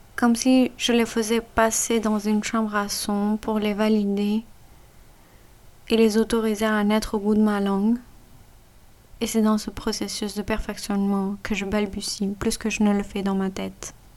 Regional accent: Punjab, Pakistan; first language Punjabi; French is a second language; moved away; ma langue maternelle, le punjabi, ma langue nationale, l'ourdou

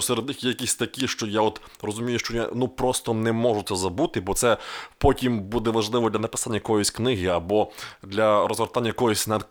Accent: Rivne, Rivne Oblast, Ukraine; в моєму рідному місті

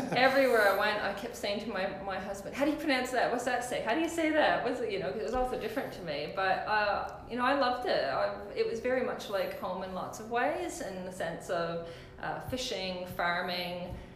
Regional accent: Nova Scotia, Canada; moved away as an adult; now in Waitara, New Zealand; I was born in Nova Scotia in Canada, on the east side of Canada, and was, I guess, probably about... it was 8 years ago that I moved here, like 8 or 9 years ago.

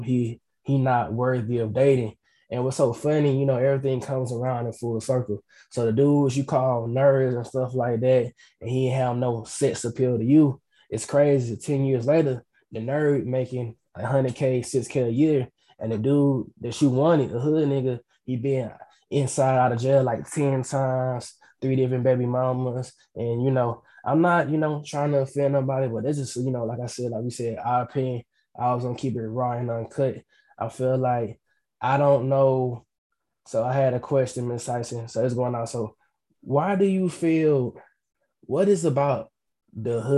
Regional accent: Atlanta, Georgia, United States; growing up, I'm from Atlanta, Georgia

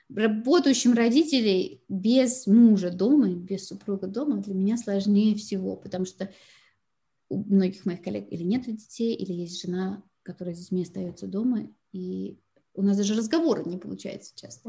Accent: Moscow, Russia; moved away as an adult; now in Carlsbad, United States; я родилась и выросла в Москве

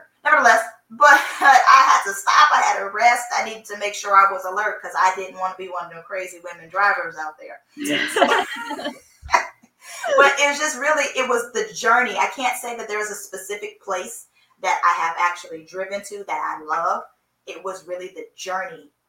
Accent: Seattle, Washington, United States; now in South Florida, United States; I was born and raised in Seattle.

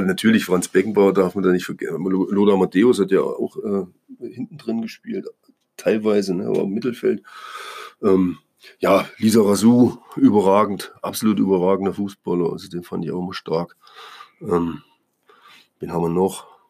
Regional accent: East Germany, Germany; moved away; also born or lived in Bremen; ich als Ossi

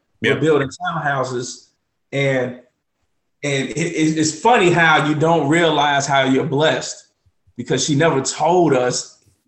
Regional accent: Chicago, Illinois, United States; we were born and raised on the south side of Chicago

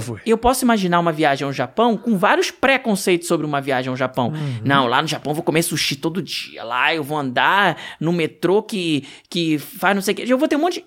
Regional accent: Rio de Janeiro, Brazil; sou carioca

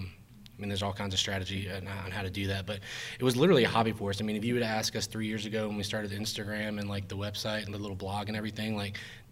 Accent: South Alabama, United States; now in Clayton, United States; I grew up in South Alabama in a very small town

